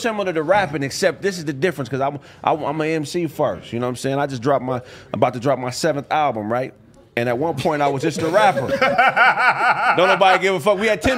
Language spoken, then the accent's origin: English; Pasadena, California, United States; So I'm from Pasadena all day long.